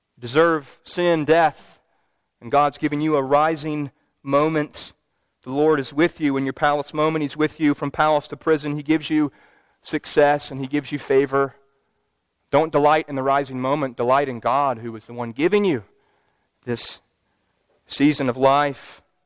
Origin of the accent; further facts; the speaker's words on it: Louisville, Kentucky, United States; my hometown basketball team made it to the Final Four